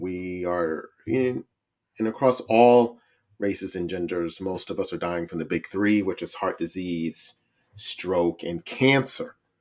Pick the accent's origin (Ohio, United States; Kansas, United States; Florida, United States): Ohio, United States; Cincinnati; the city of Cincinnati. Woo-, woo, that's my hometown